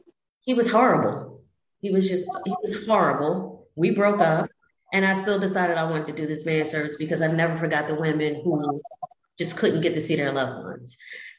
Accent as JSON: {"language": "English", "town": "Philadelphia", "region": "Pennsylvania", "country": "United States", "tie": "born or raised there", "said": "growing up in Southwest Philly"}